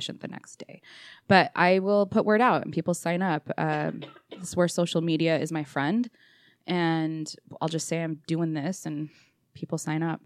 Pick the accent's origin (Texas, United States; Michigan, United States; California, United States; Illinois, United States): California, United States; Orange County; moved away as an adult; now in Utah, United States; Born and raised in Orange County, California. Moved here in 2001 when I was 21